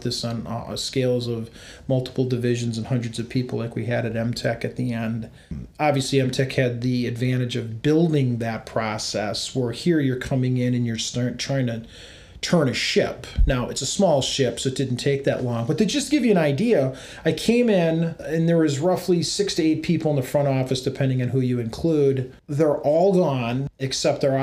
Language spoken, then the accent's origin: English; United States; you were Americans. You were very proud of being an American.